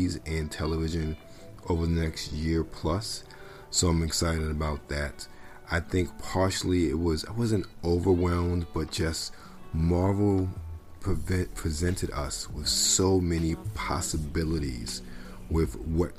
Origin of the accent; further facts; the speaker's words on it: Maryland, United States; moved away; I'm from Maryland originally